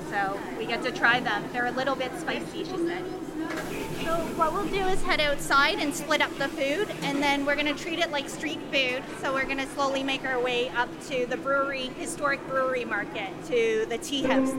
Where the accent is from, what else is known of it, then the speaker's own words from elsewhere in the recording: Toronto, Ontario, Canada; also born or lived in Hong Kong; So in Toronto, I took Chinese school at a Taiwanese style Mandarin school.